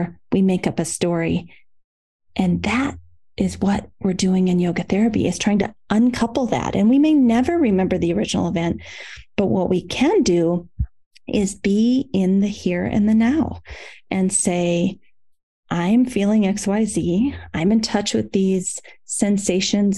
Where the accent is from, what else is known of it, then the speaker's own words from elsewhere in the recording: Iowa, United States; when I was growing up in Iowa, in the Midwest of the United States, our town had a carnation factory